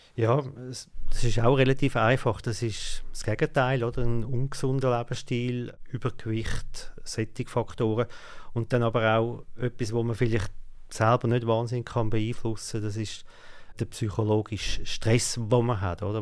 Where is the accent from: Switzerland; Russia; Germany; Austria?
Switzerland; bei uns in der Schweiz